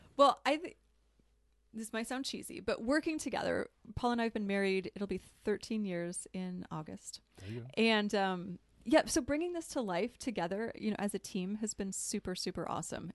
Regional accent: Detroit, Michigan, United States; I grew up outside of Detroit, and both my grandfathers were in the automotive industry

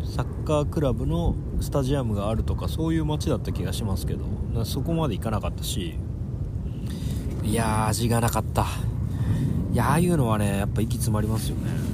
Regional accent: Onjuku, Chiba, Japan; moved away; 僕は海沿いの町で育ったんで

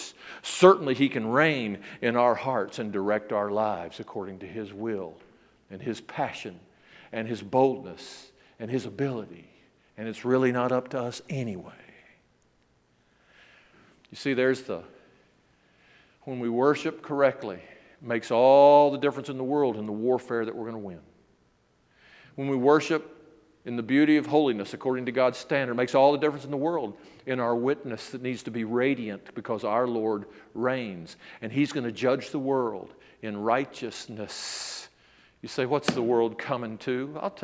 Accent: Memphis, Tennessee, United States; I was brought up in the South

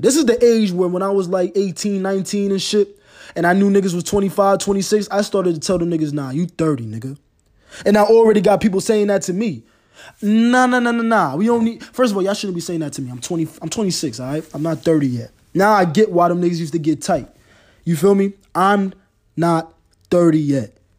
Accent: New York, United States; Growing up in New York, my first team as far as N F L's teams go

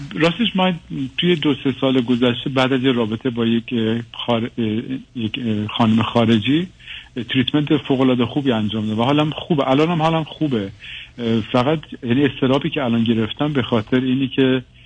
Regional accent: Iran; moved away as an adult; also born or lived in Western Europe; حدودا 15 سال پیش از ایران اومدم اروپا و غرب اروپا تحصیل کردم و زندگی کردم

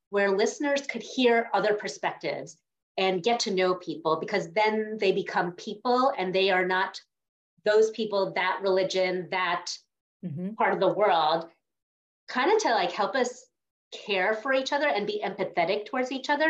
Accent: Northeast, United States; where I grew up in the Northeast, I'm going to guess it's different in Florida, but in the Northeast, uh, we were told in our Indian community

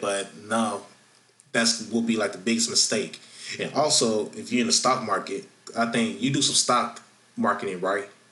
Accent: Florida, United States; in my home state of Florida

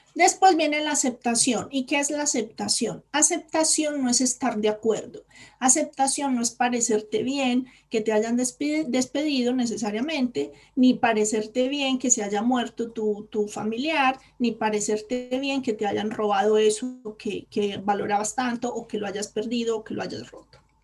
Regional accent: Colombia; moved away as an adult; now in Spain; cuando yo decidí venirme a España, yo soy colombiana

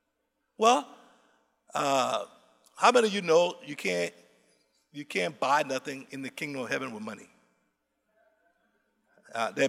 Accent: Liberia; my people, I'm from Liberia

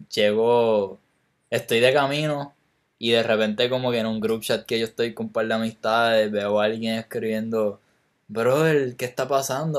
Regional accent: Puerto Rico; me siento más, más chileno que puertorriqueño

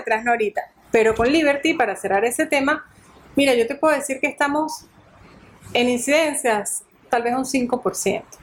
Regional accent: Venezuela; moved away as an adult; now in Rome, Italy; la patrona nuestra de Venezuela

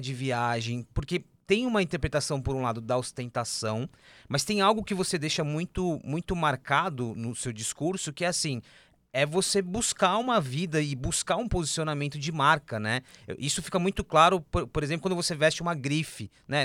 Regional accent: Osasco, São Paulo, Brazil; eu sou da periferia de Osasco, da região metropolitana de São Paulo

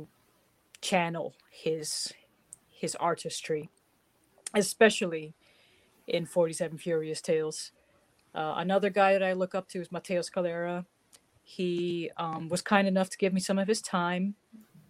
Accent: Netherlands; moved away as an adult; now in New Jersey, United States

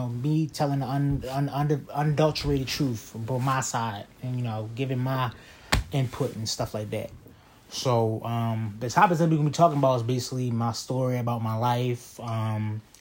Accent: Baltimore, Maryland, United States; I'm from West Baltimore. I'm 26 years old.

